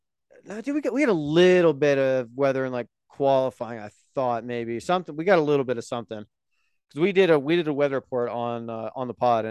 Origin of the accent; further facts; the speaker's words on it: United States; I don't have a passport. Classic American.